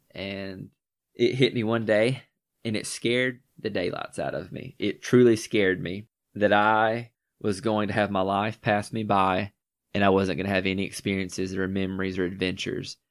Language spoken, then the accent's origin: English; Northwest Georgia, United States; I'm also from, uh, Northwest Georgia. Still reside here to this day.